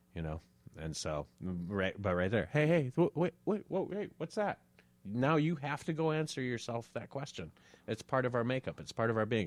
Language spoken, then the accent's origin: English; Moorhead, Minnesota, United States; I grew up in Morehead